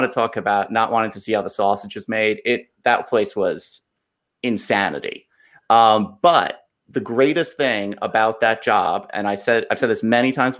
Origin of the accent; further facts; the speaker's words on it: Valley Stream, New York, United States; moved away as an adult; also born or lived in Maryland / Washington, D.C.; I grew up in Long Island. I grew up in Valley Stream.